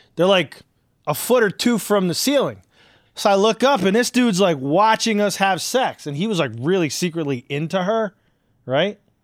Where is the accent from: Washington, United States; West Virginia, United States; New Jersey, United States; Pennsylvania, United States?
New Jersey, United States; Newark; we grew up in Irvington, Hillside in Newark, New Jersey.